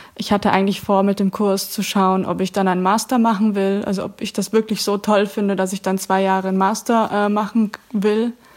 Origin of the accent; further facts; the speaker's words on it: Augsburg, Bavaria, Germany; moved away as an adult; now in Netherlands; Ich komme ursprünglich aus Augsburg und wohne seit Juni 2019 in den Niederlanden